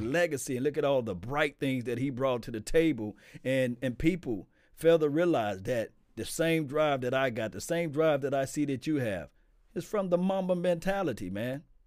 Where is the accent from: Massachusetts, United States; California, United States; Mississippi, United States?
Mississippi, United States; I'm from Mississippi